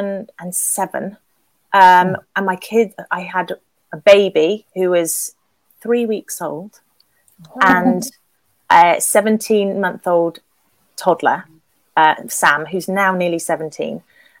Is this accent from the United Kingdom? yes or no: yes; England, United Kingdom; I'm English